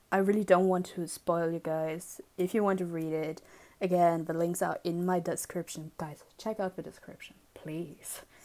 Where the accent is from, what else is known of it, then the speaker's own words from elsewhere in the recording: Germany; I grew up in Germany